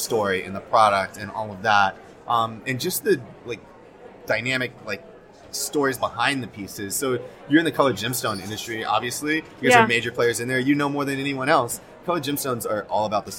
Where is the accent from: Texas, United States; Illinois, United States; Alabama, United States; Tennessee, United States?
Texas, United States; Arlington; also born or lived in South Korea; now in New York, United States; I was born in South Korea. I lived there all of my first 4 months. Got my first passport when I was 4 months old. And I was adopted at birth, grew up in Arlington, Texas.